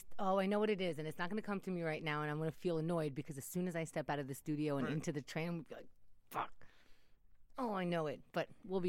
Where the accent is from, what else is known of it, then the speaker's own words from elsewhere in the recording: New York City, New York, United States; accent: Queens; also born or lived in Israel; was born in Israel, grew up in New York. And my husband says when I get a little mad, my Queens accent comes out.